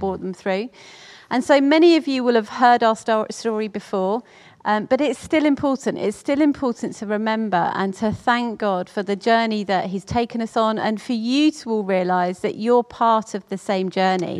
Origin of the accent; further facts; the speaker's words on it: Orpington, London, United Kingdom; I was brought up in Orpington with, uh, my mum, my dad, my sisters